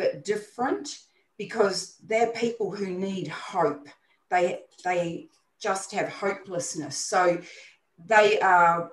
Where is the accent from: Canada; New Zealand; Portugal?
New Zealand; now in Brisbane, Australia; I'm not Australian born, I'm a New Zealander, but I have Australian citizenship.